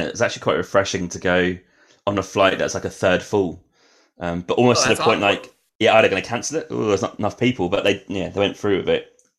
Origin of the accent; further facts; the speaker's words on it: Norwich, East of England, United Kingdom; I'm from Norwich, England.